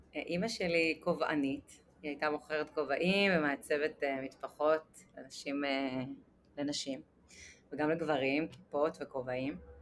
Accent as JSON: {"language": "Hebrew", "town": "Netanya", "region": "Central District", "country": "Israel", "tie": "born or raised there", "said": "נולדתי בנתניה, למשפחה דתייה"}